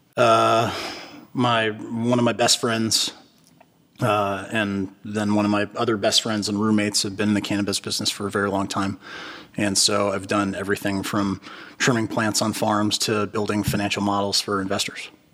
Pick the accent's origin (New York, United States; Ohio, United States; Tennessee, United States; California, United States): California, United States; Berkeley; moved away as an adult; also born or lived in Los Angeles, California; now in Wilmington, United States; I grew up in Berkeley, California.